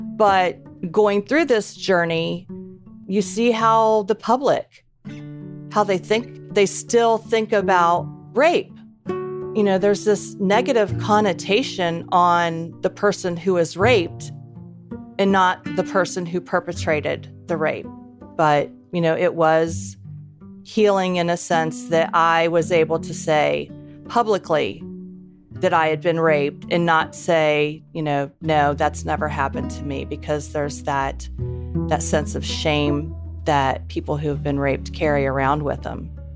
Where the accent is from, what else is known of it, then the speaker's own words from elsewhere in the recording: Columbus, Ohio, United States; I grew up in Columbus, Ohio